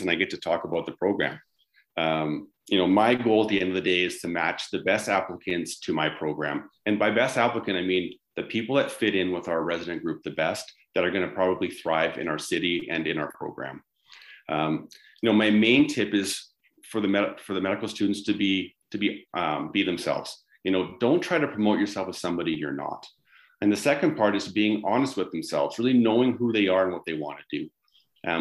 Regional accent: Vancouver, British Columbia, Canada; now in Calgary, Canada; growing up in the Vancouver area

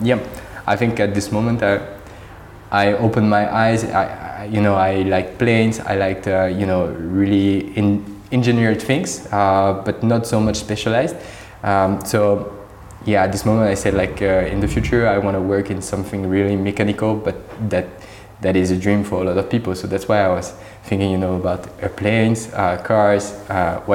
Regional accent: Normandy, France; English is a second language; moved away as an adult; also born or lived in Lille / United States; now in Paris, France; I grew up in Normandy, not so far actually from Paris

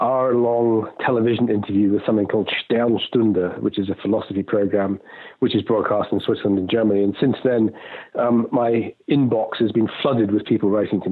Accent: Scotland, United Kingdom; moved away as an adult; also born or lived in London / Hong Kong / Singapore; I was born in Scotland, brought up there

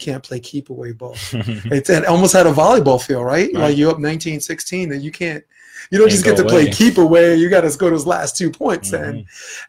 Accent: New York City, New York, United States; I am from Brooklyn.

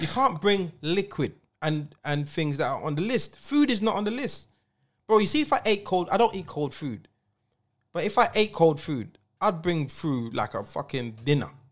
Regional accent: London, United Kingdom; I'm from Streatham.

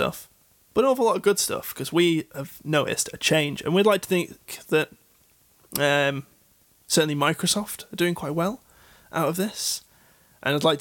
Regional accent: United Kingdom; I'm a British man

